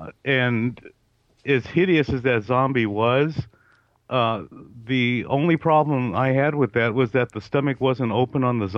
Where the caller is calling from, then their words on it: California, United States; in California.